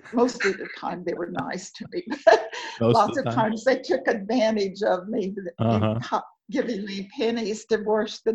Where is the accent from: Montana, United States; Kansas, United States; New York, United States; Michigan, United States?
Kansas, United States; Marion; moved away as an adult; also born or lived in Abilene, Kansas; now in Springfield, United States; I'm from Marion, Kansas, and I was born in Abilene. I lived there most of my life in Marion